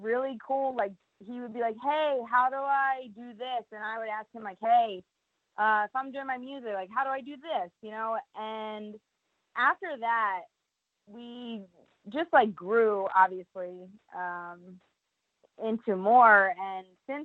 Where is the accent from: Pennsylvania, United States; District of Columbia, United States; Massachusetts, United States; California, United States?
Pennsylvania, United States; suburbs of Philadelphia; accent: Philly; I'm in the suburbs of Philadelphia. So, technically, yeah. I mean, like, it's like Philly kind of slang, I guess. Everybody around here has like a very thick Philly accent.